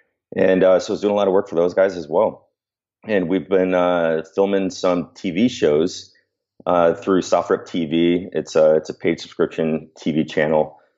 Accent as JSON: {"language": "English", "town": "San Diego", "region": "California", "country": "United States", "said": "dude, I'm from San Diego, so I was dying."}